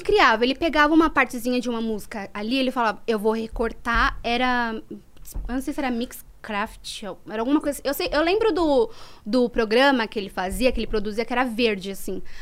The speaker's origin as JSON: {"language": "Portuguese", "region": "São Paulo", "country": "Brazil", "tie": "born or raised there", "also_born_or_lived": "Guaianases / Jardim Eliane / Cohab 1 / Avenida São Miguel", "said": "eu nasci em Guaianazes, no Hospital de Guaianazes. E aí eu cheguei a morar na favela do Jardim Eliane e depois eu me mudei para Vila Carrão, com 3 anos de idade. Aí morei até os 17"}